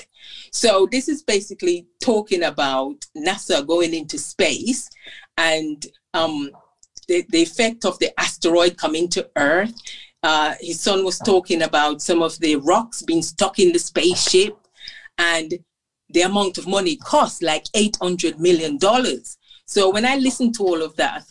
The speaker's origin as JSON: {"language": "English", "country": "Jamaica", "tie": "born or raised there", "said": "since I was growing up in Jamaica"}